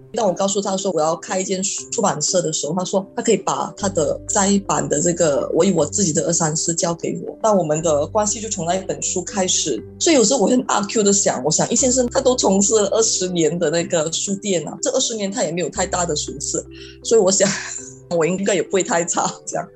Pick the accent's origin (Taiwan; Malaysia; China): Malaysia; moved away as an adult; now in Singapore; 大概是十二年前，我，我是从马来西亚来新加坡念书